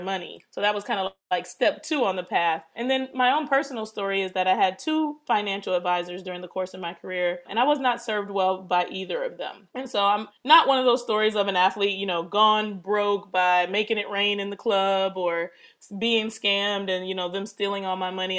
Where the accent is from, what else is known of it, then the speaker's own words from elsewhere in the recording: Detroit, Michigan, United States; also born or lived in Pittsburgh; I was born in Detroit, and I was raised between Detroit and Pittsburgh because my parents split up when I was three